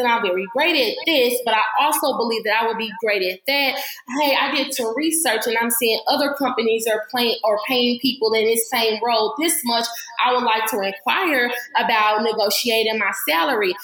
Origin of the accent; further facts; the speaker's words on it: St. Louis, Missouri, United States; moved away as an adult; now in Atlanta, United States; I'm originally from St. Louis, Missouri, but I just got to Atlanta in June